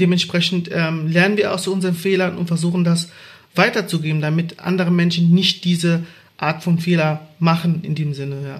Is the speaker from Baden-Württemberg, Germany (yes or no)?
yes; Baden-Württemberg, Germany; Ich bin in Baden-Württemberg groß geworden